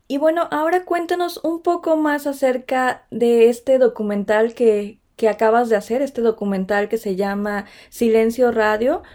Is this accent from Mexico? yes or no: yes; Mexico; now in Stuttgart, Germany; como una mexicana en Stuttgart